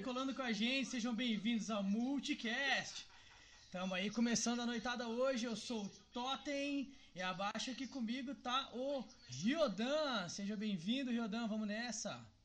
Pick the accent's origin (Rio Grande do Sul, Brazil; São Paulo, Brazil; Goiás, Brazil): Goiás, Brazil; Cristalina; eu sou do interior de Goiás, eu sou de Cristalina